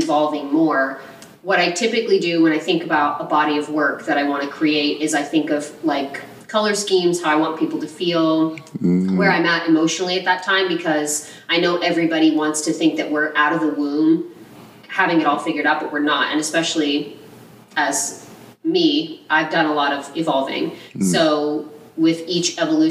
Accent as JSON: {"language": "English", "town": "Houston", "region": "Texas", "country": "United States", "tie": "born or raised there", "also_born_or_lived": "Dallas, Texas / Southlake, Texas", "moved": "yes", "said": "I was born in Houston"}